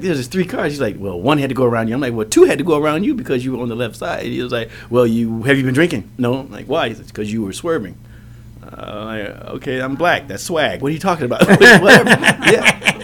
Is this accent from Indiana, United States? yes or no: yes; Indiana, United States; moved away; I am from Indiana